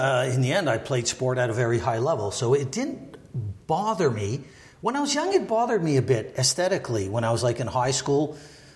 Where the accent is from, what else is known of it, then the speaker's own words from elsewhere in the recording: Montreal, Quebec, Canada; I was born and raised in Montreal.